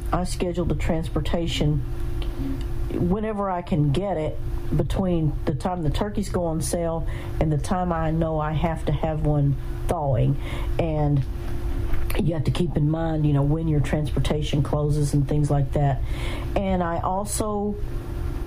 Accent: the South, United States; moved away; I'm from the South

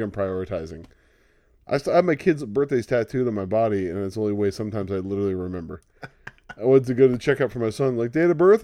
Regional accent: California, United States; We grew up saying that, like, you know, if California seceded

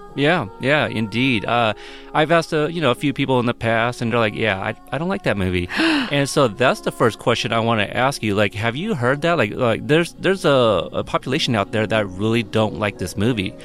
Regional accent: Portland, United States; also born or lived in Texas; I was born in Texas, but I was raised in Portland, so I don't I don't think I have a, a little Southern accent at all

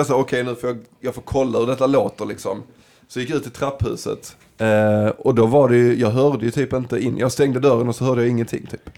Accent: Dalby, Skåne, Sweden; jag är ju från Dalby

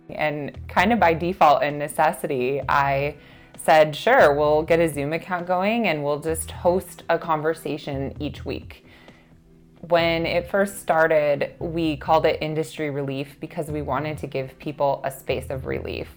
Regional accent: Colorado, United States; my home state

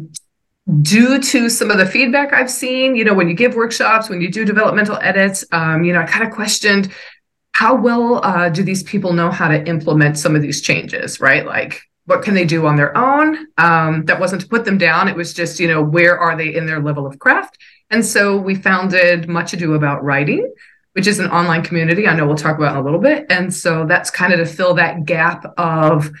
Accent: New York City, New York, United States; I'm from New York

